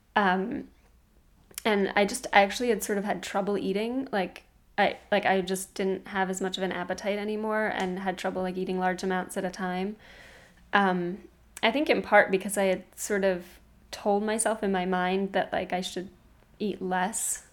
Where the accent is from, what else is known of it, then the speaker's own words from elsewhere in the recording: New York City, New York, United States; I was from Brooklyn